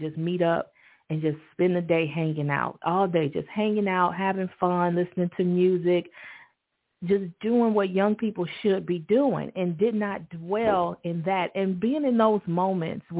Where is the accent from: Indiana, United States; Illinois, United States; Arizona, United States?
Illinois, United States; Chicago; when I was a kid growing up in Chicago